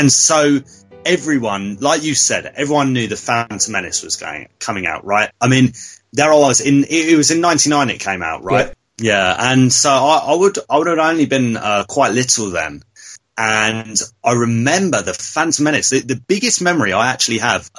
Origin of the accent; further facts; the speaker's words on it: Devon, South West England, United Kingdom; now in Essex, United Kingdom; originally I was born and I grew up in Devon, and I'd always come up to Essex. I live in Essex now